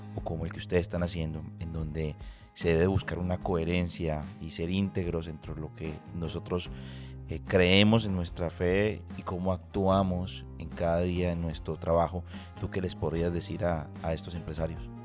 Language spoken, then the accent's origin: Spanish; Colombia; moved away; vengo de Colombia